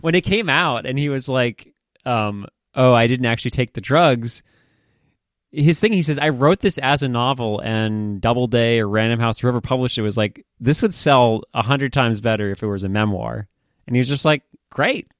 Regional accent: Maine, United States; I grew up in Maine. It's a pretty fucking terrible place to grow up.

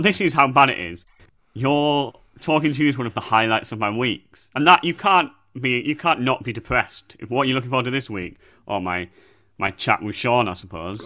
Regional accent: Bradford, Yorkshire and the Humber, United Kingdom; I'm from Bradford

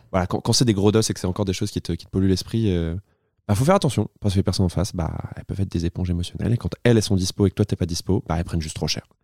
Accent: Tours, Centre-Val de Loire, France; moved away; also born or lived in Poitiers; je viens de Tours

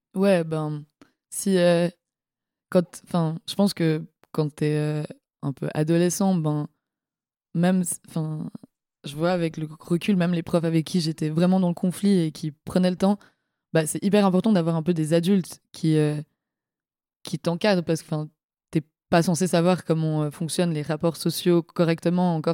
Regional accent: La Côte, Vaud, Switzerland; moved away as an adult; now in Lausanne, Switzerland; sur euh, la côte, là où j'ai grandi

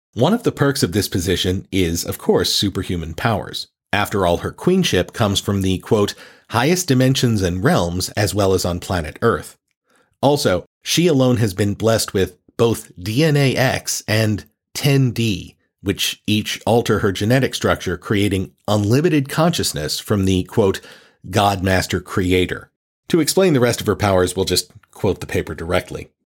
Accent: United States; as an American

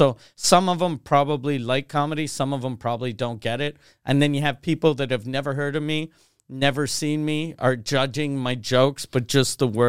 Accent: Canada; I'm the Canadian OJ.

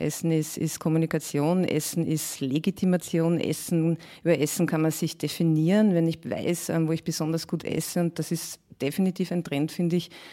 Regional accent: Mühlviertel, Upper Austria, Austria; now in Vienna, Austria; Ich stamme ja ursprünglich aus Oberösterreich, ähm, aus einem kleinen Ort im Müllviertel

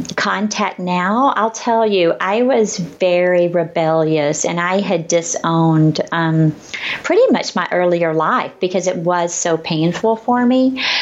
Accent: the South, United States; It's like I grew up in the South and I love that.

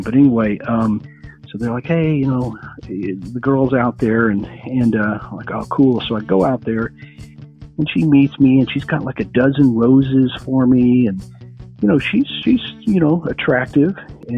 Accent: Texas, United States; we're from Texas, we were only taught, you know, we spoke two languages, which was English and Texan.

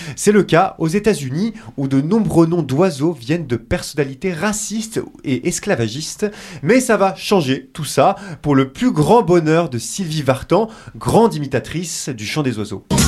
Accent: France; chez nous en France

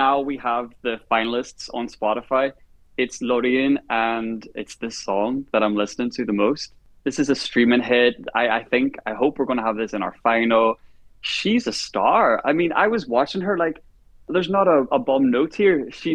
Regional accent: Ireland; as an Irish person

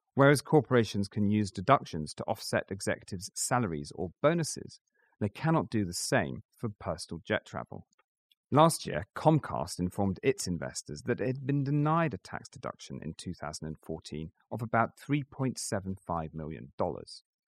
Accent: Scotland, United Kingdom; I used to joke with investors that even as a Scotsman, I only wasted my personal money on a jet share, and certainly not the company's.

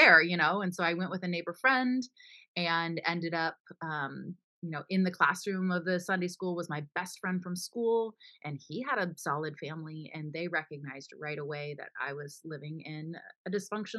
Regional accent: Florida, United States; also born or lived in Pennsylvania; I was born in Pennsylvania, but raised in Florida with my younger sister

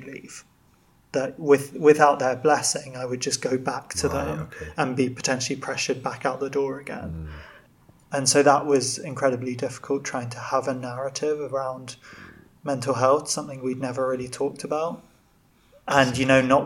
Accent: Birmingham, West Midlands, United Kingdom; moved away as an adult; also born or lived in Bangor; growing up in Birmingham feels like the middle of nowhere

